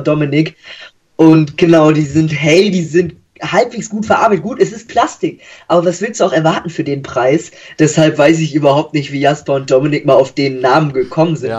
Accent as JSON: {"language": "German", "area": "between Hamburg and Bremen", "region": "Lower Saxony", "country": "Germany", "said": "Ich komme aus Niedersachsen zwischen Hamburg und Bremen oder wir drei, unser Team"}